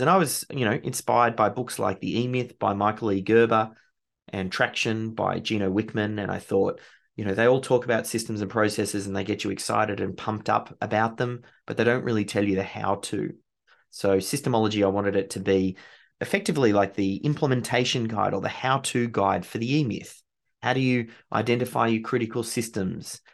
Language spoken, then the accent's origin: English; Australia; being Australian